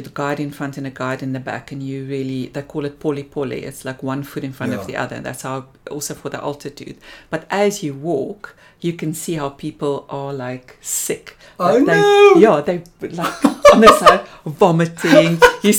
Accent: Springbok, Northern Cape, South Africa; also born or lived in Namibia; So, I was born in Namibia. And I think we stayed there until I started school. Then we moved to Springbok.

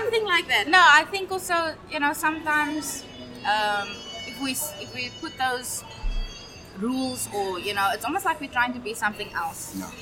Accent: Sasolburg, Free State, South Africa; also born or lived in Cape Town; now in Saldanha, South Africa; I was born in Cape Town, we moved to the Free State in 93

